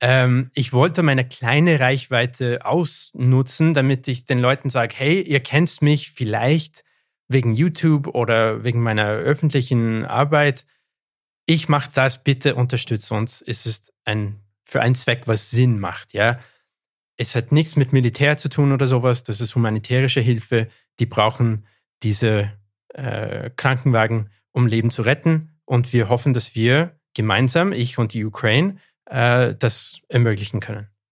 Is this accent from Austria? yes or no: no; Canada; first language English; German is a second language; meine Muttersprache ist Englisch. Ja. Bin ich deswegen Engländer? Nein, ich bin Anglo-Kanadier